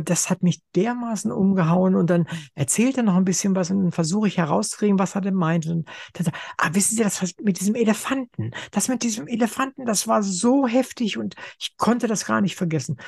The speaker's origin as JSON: {"language": "German", "town": "Wolfenbüttel", "region": "Lower Saxony", "country": "Germany", "tie": "born or raised there", "said": "ich komme ja aus Wolfenbüttel"}